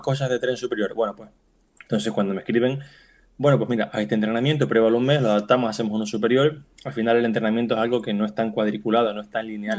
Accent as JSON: {"language": "Spanish", "region": "Canary Islands", "country": "Spain", "also_born_or_lived": "Barcelona", "moved": "yes", "lives_now": "Palma de Mallorca, Spain", "said": "yo soy de Canarias, pero vivo en Palma de Mallorca y también estudié en Barcelona"}